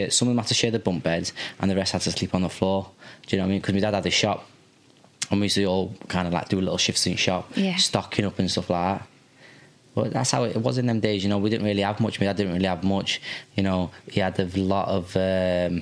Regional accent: Liverpool, North West England, United Kingdom; also born or lived in Qatar; now in Sheffield, United Kingdom; And from the age of, it might be 4 or 5 years old when I come from Qatar. I lived in Liverpool

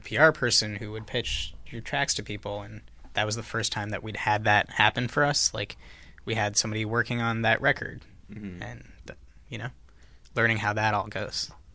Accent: Ottawa, Ontario, Canada; moved away; I grew up in Canada

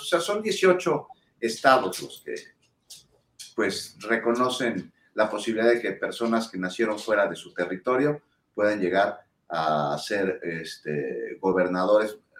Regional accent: Mexico; ciudadano mexicano

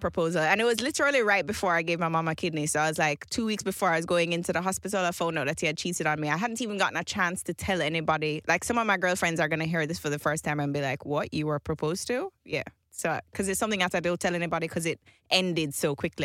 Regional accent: Jamaica; I grew up in Jamaica in this, in the same house my entire life.

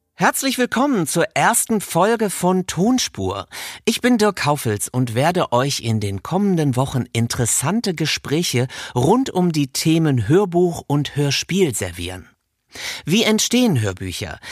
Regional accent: Rhineland, Germany; moved away; Heute hat es mich ins Rheinland verschlagen, meine alte Heimat, genauer gesagt nach Köln

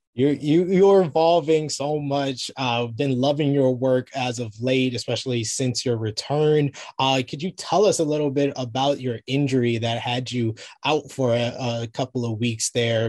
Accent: New York, United States; I'm a New Yorker

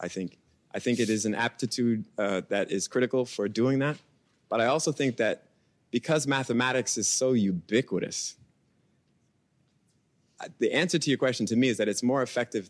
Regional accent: New York City, New York, United States; I grew up in Brooklyn

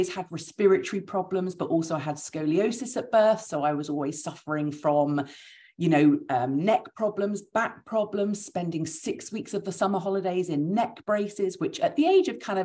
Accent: United Kingdom; we're British

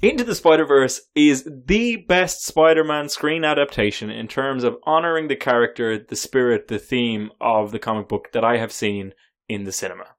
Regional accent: Ireland; As an Irishman

